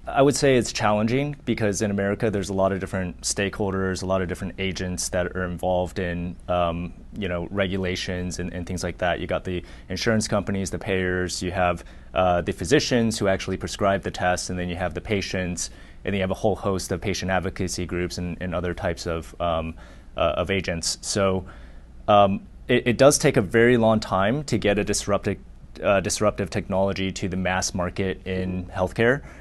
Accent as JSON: {"language": "English", "town": "Laguna Beach", "region": "California", "country": "United States", "tie": "born or raised there", "also_born_or_lived": "Chandler, Arizona / Boulder, Colorado / Houston, Texas", "said": "I was born in Chandler, Arizona. I lived there until I was 10. Uh, we actually moved to Newport Beach"}